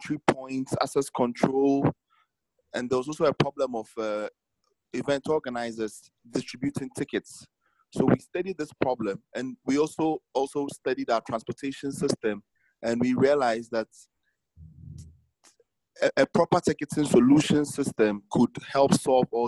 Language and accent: English; Ghana; I'm from Ghana.